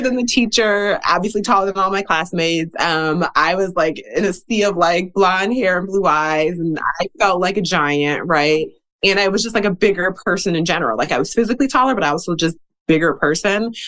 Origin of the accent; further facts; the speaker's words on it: Milwaukee, Wisconsin, United States; I grew up in the Midwest. I'm from Wisconsin originally. I grew up in Milwaukee.